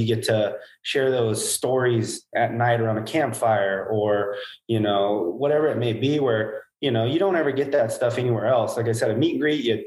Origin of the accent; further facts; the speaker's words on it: Hanford, California, United States; I'm from Hanford, California, basically the armpit of California